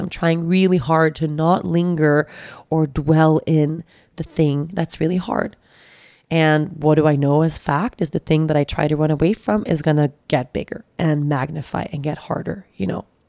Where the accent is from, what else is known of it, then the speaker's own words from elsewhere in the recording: Sweden; moved away; also born or lived in Costa Rica; Sweden, which is my, my home country